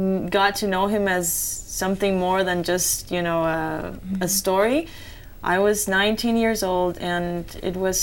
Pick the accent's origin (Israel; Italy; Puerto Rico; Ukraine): Puerto Rico; moved away; I'm from Puerto Rico